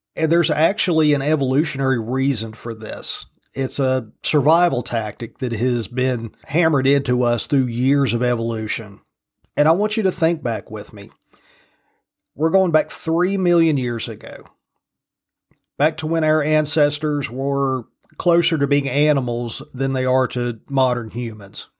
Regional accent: United States; I'm an American because both my parents were citizens and I was born here

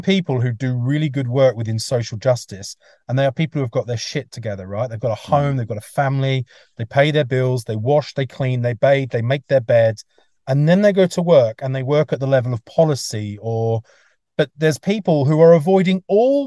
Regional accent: England, United Kingdom; moved away; also born or lived in Mullumbimby, Australia; I'm English

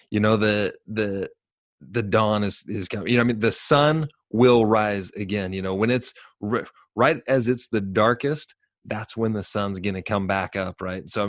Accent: Sacramento, California, United States; I grew up in Sacramento

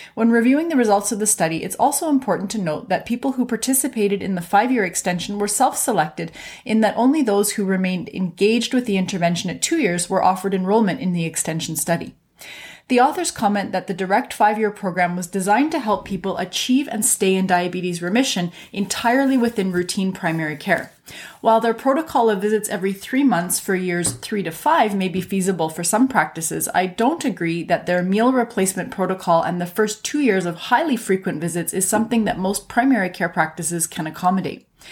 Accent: Canada; I'm a Canadian physician

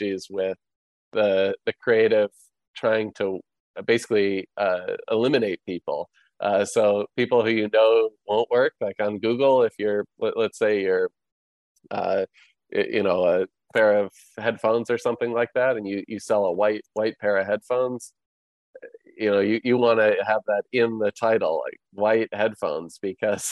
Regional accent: Chicago, Illinois, United States; moved away as an adult; now in Florida, United States; I grew up downtown Chicago. And my family still lives there

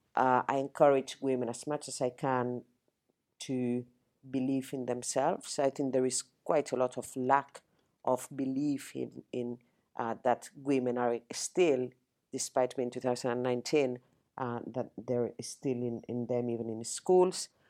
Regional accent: Spain; English is a second language; moved away as an adult; now in United Kingdom; I'm not British. I was not born in the UK. I'm Spanish. I came to the UK 26 years ago. I didn't speak English

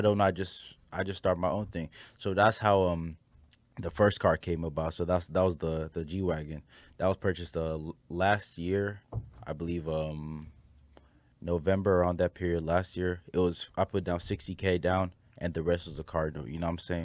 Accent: Nigeria; I'm a Nigerian

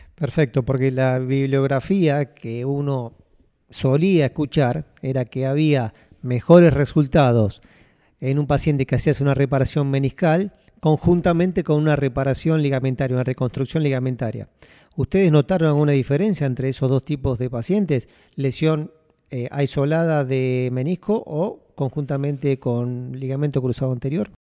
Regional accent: Argentina; now in Abu Dhabi, United Arab Emirates; soy argentino y actualmente trabajo en el RIM Hospital de Abu Dhabi

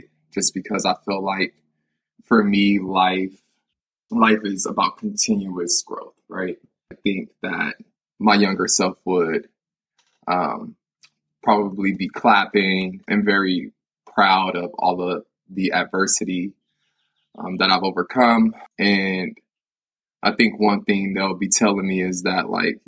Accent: United States; growing up in America

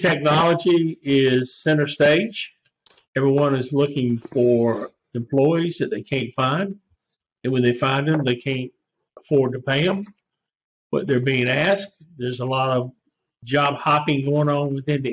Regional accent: Raleigh, North Carolina, United States; also born or lived in Blacksburg, Virginia; now in Edenton, United States; came back to my hometown of Raleigh, where I grew up

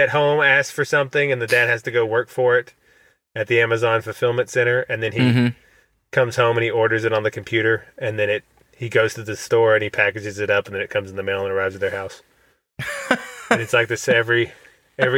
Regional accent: United States; I'm an American

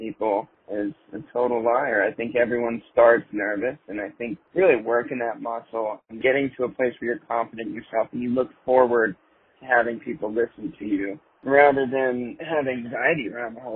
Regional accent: Southern Virginia and South Carolina, United States; moved away; I grew up in Southern Virginia and South Carolina, mostly in my childhood and adolescence

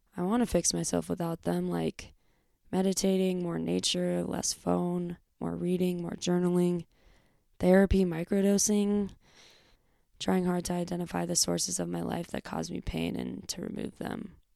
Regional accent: Bay Area, California, United States; moved away as an adult; also born or lived in Northern Arizona; I grew up in the Bay Area in California, um, a suburb. I was, like, forty minutes outside of San Francisco

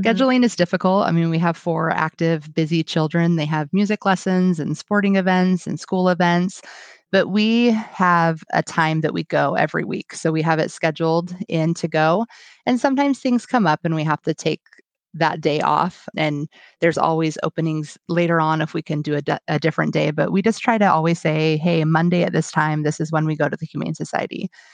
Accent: Washington, United States; I am from Washington State. and I live about twenty-five miles south of Seattle

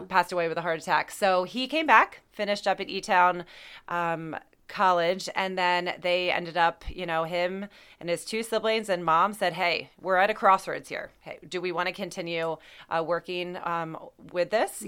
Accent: Mount Joy, Pennsylvania, United States; also born or lived in Lancaster, Pennsylvania; I grew up in uh, uh, Lancaster County. I grew up in Mount Joy

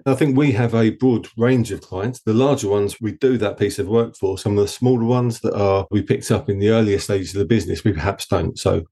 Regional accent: Essex, East of England, United Kingdom; accent: Essex; my dodgy Essex accent

